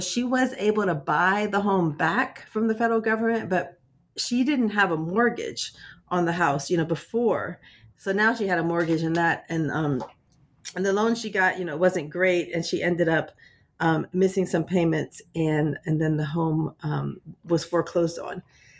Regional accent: Washington, District of Columbia, United States; but I'm also originally from Washington, DC.

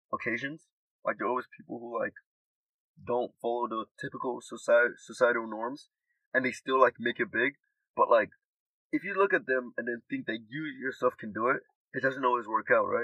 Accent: Nigeria; now in United States; I'm from Nigeria

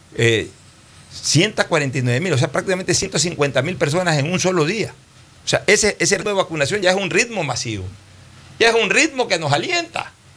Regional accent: Ecuador; en mi país, que es un país pequeño de 16 17 millones de ecuatorianos

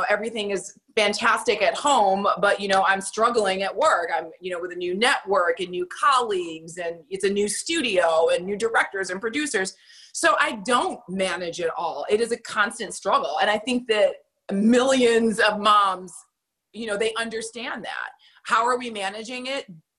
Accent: Germany; Well, I came from Germany.

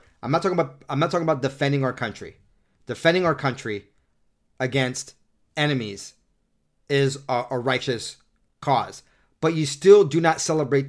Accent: North San Diego County, California, United States; moved away as an adult; now in Utah, United States; where I grew up in North San Diego County

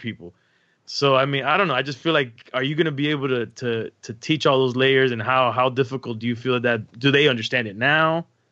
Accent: Miami, Florida, United States; growing up in Miami

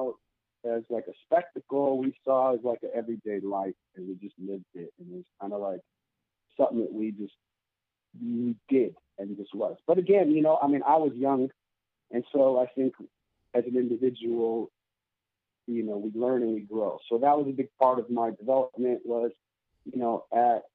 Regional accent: Southern California, United States; also born or lived in North Hollywood; I was born and raised in Southern California

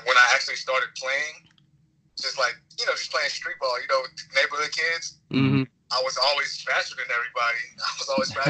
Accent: Pasadena, Texas, United States; I grew up in Pasadena. It's Pasadena, South Houston area. It's the southeastern part of Houston.

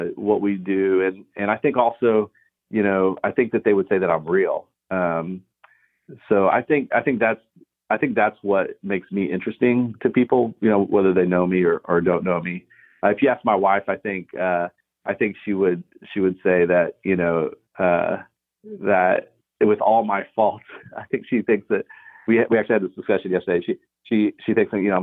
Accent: Austin, Texas, United States; I grew up in Austin

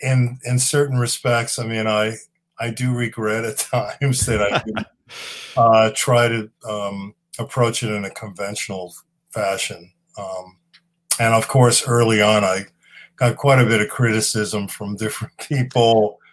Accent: Long Island, New York, United States; also born or lived in The Bronx, New York; I was born there. Yep. And I grew up out on Long Island.

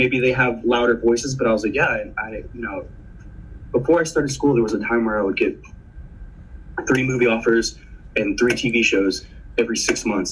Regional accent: the Rio Grande Valley, South Texas, United States; first language Spanish; English is a second language; also born or lived in Houston, Texas / San Antonio, Texas; I grew up between Valley and South Texas and Houston because my parents were divorced, but I was born in San Antonio

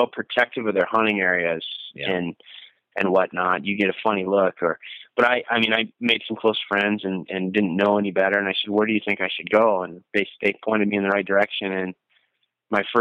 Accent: Blaine, Minnesota, United States; moved away as an adult; now in Bozeman, United States; I moved from Minneapolis, where I grew up, North Minneapolis, in a little suburb called Blaine

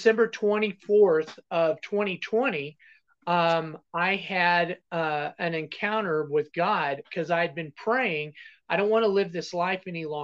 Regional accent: Texas Panhandle, United States; I was originally born and raised in Texas Panhandle, grew up in Texas

